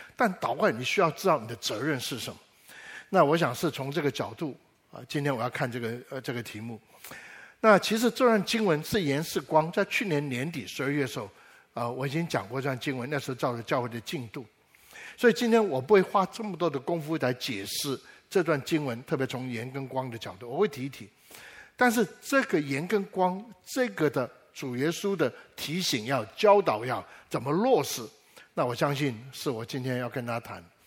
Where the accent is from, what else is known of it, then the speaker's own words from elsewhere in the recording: Taiwan; 我小时候在台湾